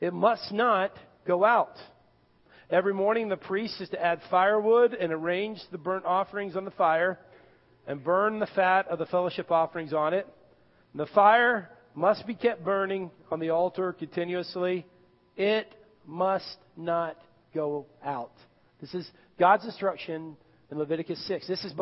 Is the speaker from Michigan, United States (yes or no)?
no; Irving, Texas, United States; growing up in Irving, Texas